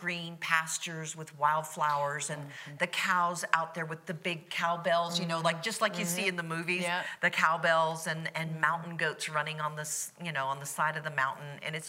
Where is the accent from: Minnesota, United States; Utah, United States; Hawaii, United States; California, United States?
Hawaii, United States; now in Florida, United States; Well, I grew up in Hawaii